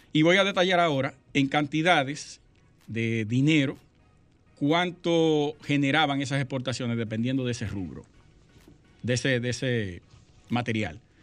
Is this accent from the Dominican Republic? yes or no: yes; Sosúa, Puerto Plata, Dominican Republic; moved away as an adult; Yo soy de Sosúa, nacido y criado hasta el 2000